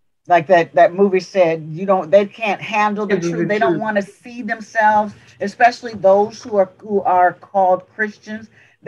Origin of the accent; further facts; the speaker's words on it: the South, United States; I'm from the South. There are still remnants of some of the things that happened in the South.